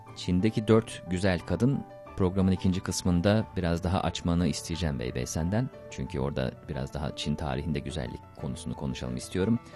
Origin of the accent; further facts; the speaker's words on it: Turkey; benim bir Türk olarak